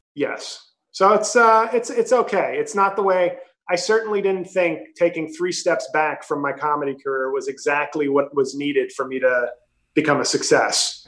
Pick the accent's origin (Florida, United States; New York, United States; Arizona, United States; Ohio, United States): New York, United States; New York City; moved away as an adult; now in New Jersey, United States; I'm from New York City, but I now live in Jersey